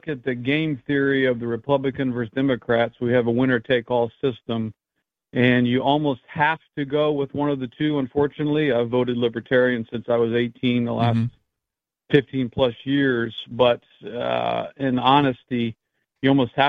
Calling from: Florida, United States; from Florida. Yeah, I'm calling from Governor DeSantis' territory.

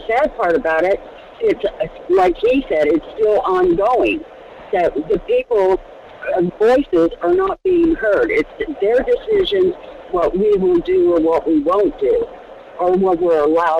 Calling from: Fairbanks, Alaska, United States; from Fairbanks.

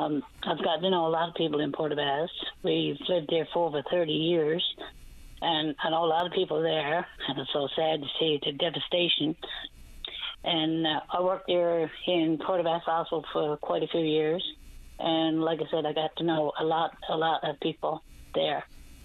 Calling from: Clarenville, Newfoundland and Labrador, Canada; also born or lived in Port aux Basques; I'm calling from Clarenville area.

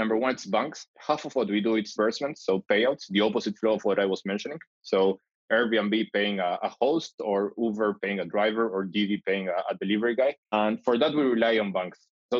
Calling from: Tel Aviv, Tel Aviv District, Israel; I'm calling from Tel Aviv.

